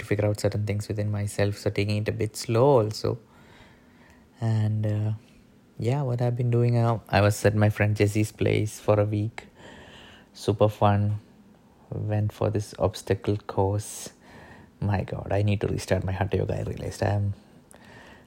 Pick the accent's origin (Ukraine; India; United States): India; moved away; also born or lived in Pune; growing up as an Indian kid